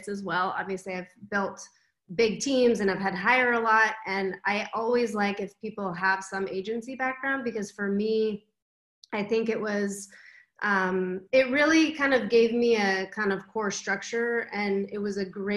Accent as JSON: {"language": "English", "region": "Southern California", "country": "United States", "tie": "born or raised there", "also_born_or_lived": "San Francisco Bay Area / New York", "moved": "as an adult", "lives_now": "Amsterdam, Netherlands", "said": "I actually was born and raised in California, so I spent most of my life there. I was raised in Southern California and moved up to the Bay Area right after high school"}